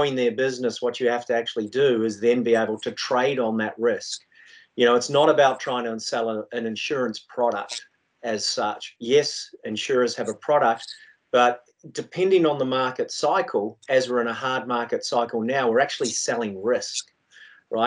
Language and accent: English; New Zealand; moved away as an adult; also born or lived in London; now in Australia; originally I was from New Zealand